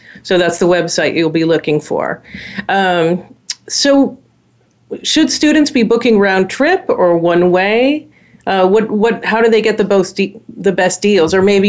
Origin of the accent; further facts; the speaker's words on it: Los Angeles, California, United States; moved away as an adult; also born or lived in Portland, Oregon; I grew up in Los Angeles and went north to Portland, Oregon, which was a 17-hour drive